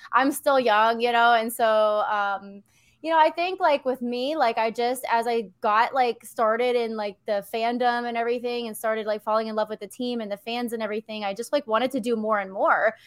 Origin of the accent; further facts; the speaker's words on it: Philadelphia, Pennsylvania, United States; I grew up in Pennsylvania